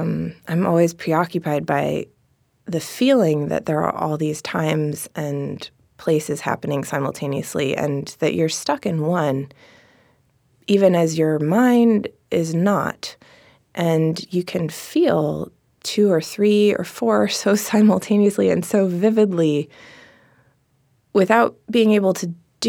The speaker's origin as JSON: {"language": "English", "town": "Seattle", "region": "Washington", "country": "United States", "tie": "born or raised there", "said": "In Seattle."}